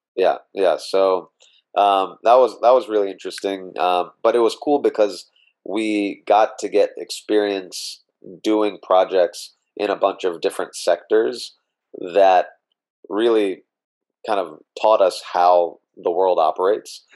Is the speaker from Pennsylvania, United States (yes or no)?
no; Meridian, Mississippi, United States; moved away as an adult; I was born in Mississippi in a small town called Meridian uh, born and raised there uh, until I went off to, to college at Stanford